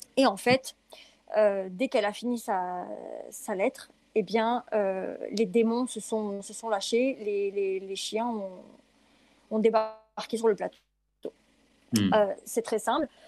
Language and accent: French; France; je suis française